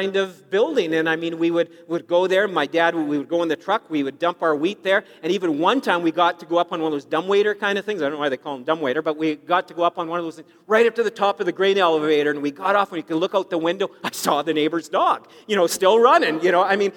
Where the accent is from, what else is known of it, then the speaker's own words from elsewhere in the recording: Saskatchewan, Canada; I grew up in Saskatchewan